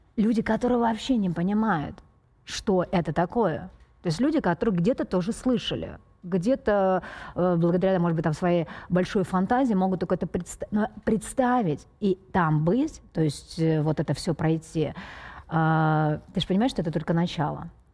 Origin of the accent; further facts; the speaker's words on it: Feodosia, Crimea, Ukraine; я родилась в Феодосии